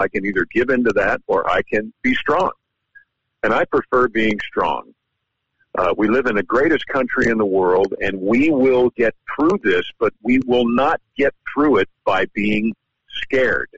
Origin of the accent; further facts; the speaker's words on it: New York, United States; now in Louisiana, United States; I'm from New York